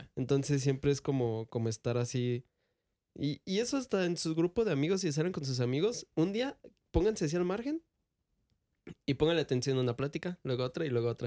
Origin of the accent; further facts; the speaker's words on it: Michoacán, Mexico; nosotros somos de Michoacán